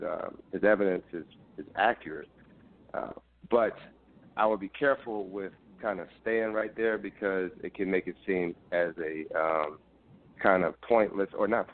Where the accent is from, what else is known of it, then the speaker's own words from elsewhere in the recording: Philadelphia, Pennsylvania, United States; growing up in Philadelphia public schools